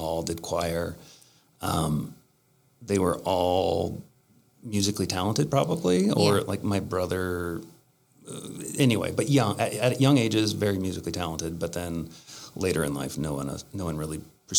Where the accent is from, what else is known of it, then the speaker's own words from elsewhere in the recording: Thorp, Washington, United States; now in Bainbridge Island, United States; I grew up in Central Washington. The city is called Thorpe, Washington.